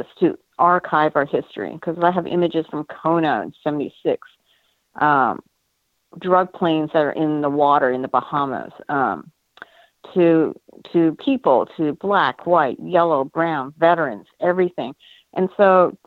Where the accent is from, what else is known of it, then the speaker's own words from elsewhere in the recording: Canada; now in United States; Being Asian American but originally Canadian